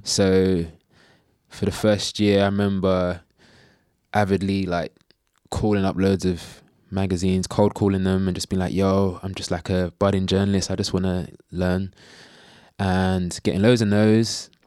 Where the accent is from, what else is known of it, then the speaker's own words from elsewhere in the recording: London, United Kingdom; I grew up in Bow, in East London